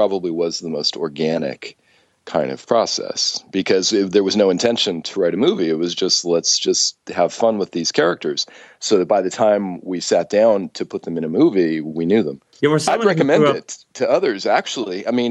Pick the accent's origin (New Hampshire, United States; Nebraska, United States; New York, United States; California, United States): California, United States; Southern; I grew up in Southern California